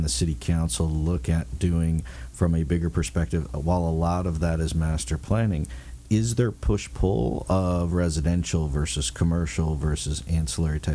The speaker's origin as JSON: {"language": "English", "region": "Midwest", "country": "United States", "moved": "yes", "lives_now": "Orange County, United States", "said": "I'm from the Midwest, and so I go back to the Midwest"}